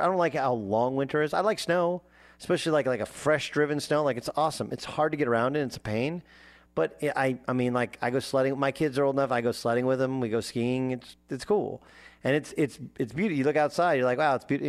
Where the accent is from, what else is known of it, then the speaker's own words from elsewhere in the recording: United States; I'm an American.